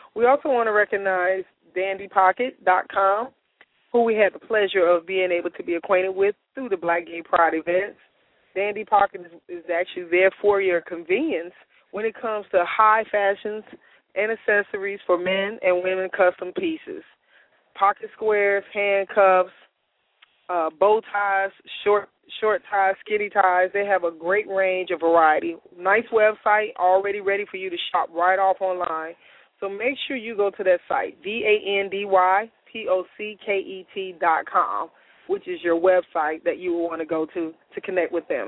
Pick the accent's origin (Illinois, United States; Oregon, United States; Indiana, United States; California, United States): Illinois, United States; Chicago; I'm from Chicago